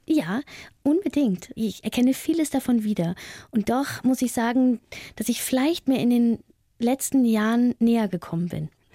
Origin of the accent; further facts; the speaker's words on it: East Germany, Germany; also born or lived in Berlin; Ich liebe meine alte Heimat, den Osten